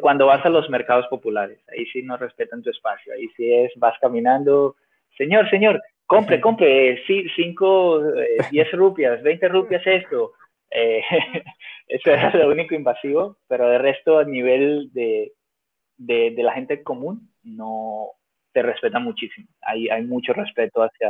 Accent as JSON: {"language": "Spanish", "country": "Venezuela", "also_born_or_lived": "Finland / Mexico", "moved": "yes", "said": "yo soy de Venezuela y hablo y me la como"}